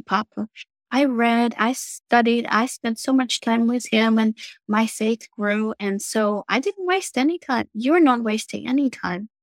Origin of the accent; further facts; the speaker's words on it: Moscow, Russia; moved away as an adult; also born or lived in Virginia Beach, Virginia; now in United States; So, I'm Russian. I was born and raised in Russia, Moscow